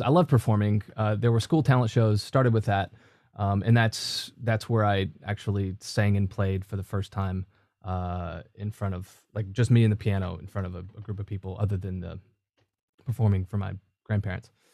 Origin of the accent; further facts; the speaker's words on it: Cookeville, Tennessee, United States; moved away as an adult; my hometown. That's, uh, Cookville. It's, uh, right in between Nashville and Knoxville